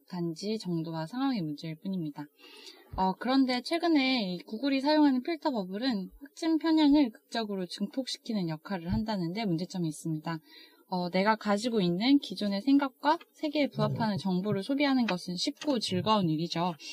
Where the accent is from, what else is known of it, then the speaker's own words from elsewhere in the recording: South Germany, Germany; Korean is a second language; 아, 아니 저는 어, 저는 네, 독일 출신이 남쪽이니까. 네, 독일